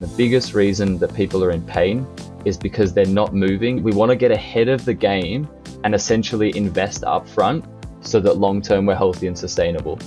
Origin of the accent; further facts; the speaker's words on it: Australia; now in Berlin, Germany; when I was growing up in Australia